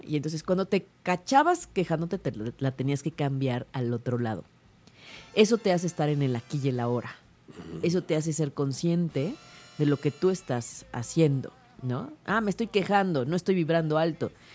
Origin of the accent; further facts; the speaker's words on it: Mexico; todos nosotros como mexicanos porque lo traemos en la sangre